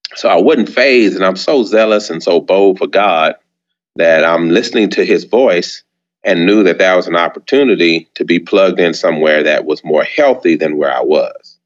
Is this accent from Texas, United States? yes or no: yes; San Antonio, Texas, United States; also born or lived in Birmingham, Alabama; I was born in San Antonio, Texas. Mm-hmm. That's where I was reared